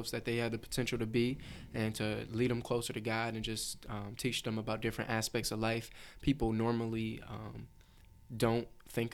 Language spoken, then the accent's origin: English; Cleveland, Ohio, United States; I'm from Cleveland